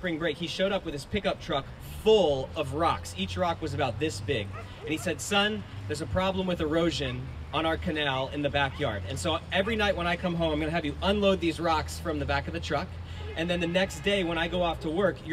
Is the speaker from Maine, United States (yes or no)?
no; South Florida, United States; when I grew up in South Florida, I was in high school